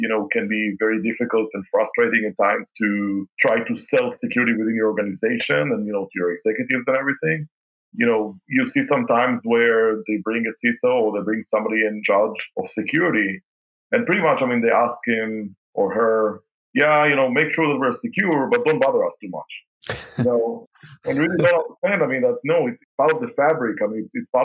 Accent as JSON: {"language": "English", "country": "Israel", "tie": "born or raised there", "moved": "yes", "lives_now": "Kansas City, United States", "said": "my dad used to work for the Israeli aircraft industry."}